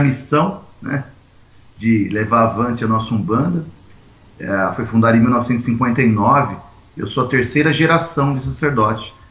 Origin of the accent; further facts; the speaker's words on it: Jundiaí, São Paulo, Brazil; Sou caipira de Jundiaí, interior de São Paulo.